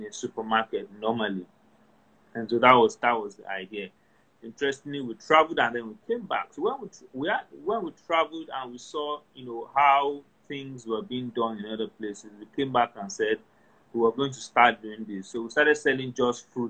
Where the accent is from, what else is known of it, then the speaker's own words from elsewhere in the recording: Ilorin, Kwara, Nigeria; moved away; we moved from Ilorin, and, you know, Ilorin was, even though it was a big city, but it was also kind of agrarian. So, grew up around, you know, very fresh fruits and vegetables.